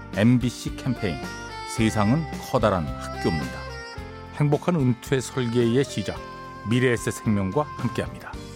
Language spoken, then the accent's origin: Korean; Andong, North Gyeongsang, South Korea; 저는 경북 안동 일찍에서 온